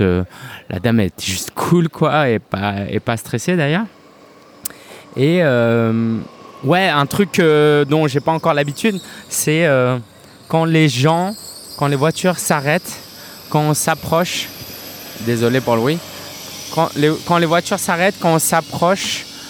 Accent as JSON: {"language": "French", "country": "France", "tie": "born or raised there", "said": "je suis né en France"}